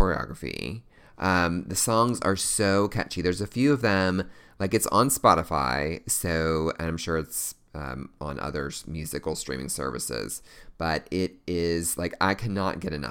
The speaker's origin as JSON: {"language": "English", "town": "Louisville", "region": "Kentucky", "country": "United States", "tie": "born or raised there", "said": "Louisville, Kentucky, my hometown"}